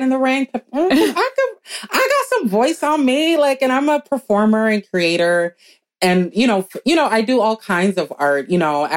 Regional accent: Minneapolis, Minnesota, United States; also born or lived in New York City; a, Black girl growing up in Minneapolis

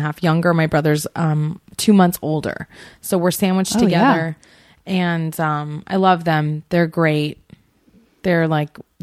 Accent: Portland, Oregon, United States; also born or lived in Seattle, Washington; half my life in Seattle and half my life in Portland

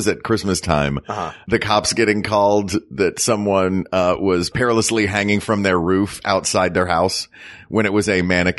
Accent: the South, United States; Well, I mean, I'm from the South. Like, it was a staple in the South growing up.

